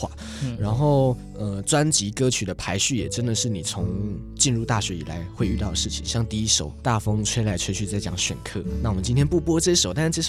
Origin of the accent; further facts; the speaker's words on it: Yilan County, Taiwan; 我也是宜兰人